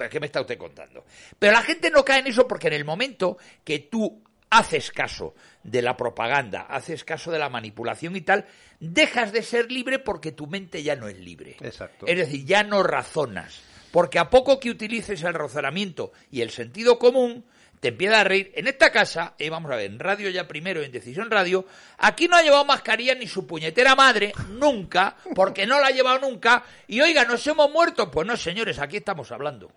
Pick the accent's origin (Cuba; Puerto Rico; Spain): Spain; Cantabria; presidente de mi tierra